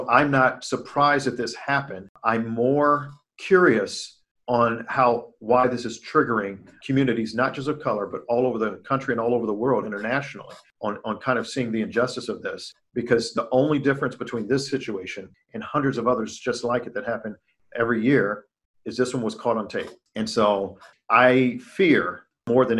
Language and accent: English; Chicago, Illinois, United States; My origins, I hail from Chicago, Illinois, and I grew up on the South Side